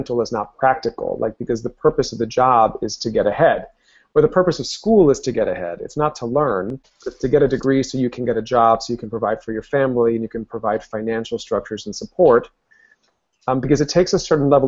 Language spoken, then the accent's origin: English; Miami, Florida, United States; first language Spanish; English is a second language; I grew up in Miami, Florida. My family are Cuban immigrants